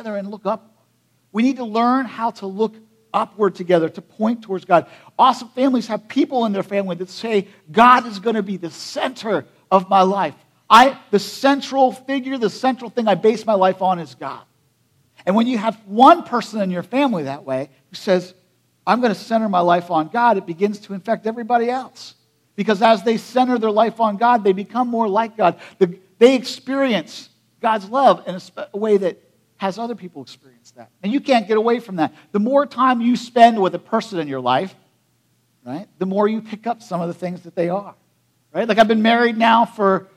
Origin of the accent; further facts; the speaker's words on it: United States; I grew up in Perry County